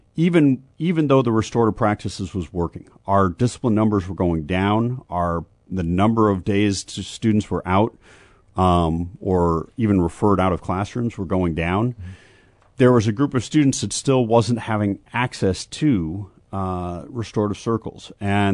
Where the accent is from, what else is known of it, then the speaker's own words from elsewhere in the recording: Minnesota, United States; now in Urbana, United States; my home state of Minnesota